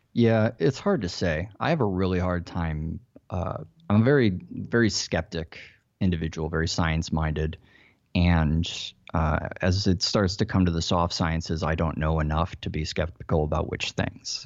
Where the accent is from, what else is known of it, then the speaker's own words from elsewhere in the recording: Chicago, Illinois, United States; moved away as an adult; also born or lived in Silicon Valley, California; now in Los Angeles, United States; I grew up in Chicago.